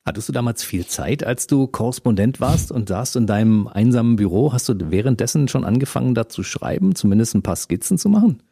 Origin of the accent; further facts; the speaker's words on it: Berlin, Germany; wir sind ja beide Ost-Berliner